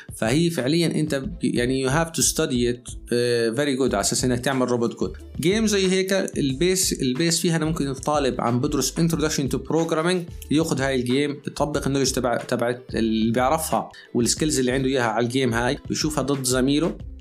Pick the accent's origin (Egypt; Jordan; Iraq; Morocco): Jordan; عندنا في الاردن